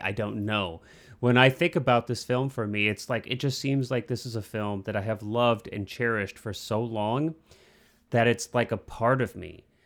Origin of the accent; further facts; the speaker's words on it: Midwest, United States; I grew up in the Midwest